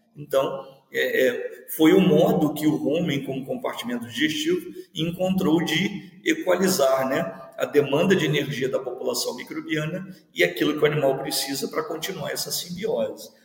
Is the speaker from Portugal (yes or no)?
no; Seropédica, Rio de Janeiro, Brazil; moved away as an adult; also born or lived in Viçosa; now in Mato Grosso, Brazil; eu sou filho de servidor da universidade, é, me criei no campus